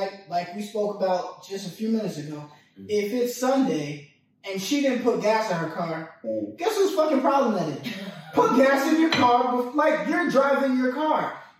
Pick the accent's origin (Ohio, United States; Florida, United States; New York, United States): New York, United States; I'm from New York.